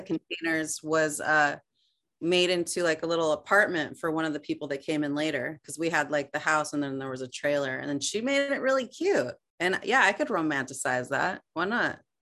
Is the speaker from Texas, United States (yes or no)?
no; Albuquerque, New Mexico, United States; I'm actually from there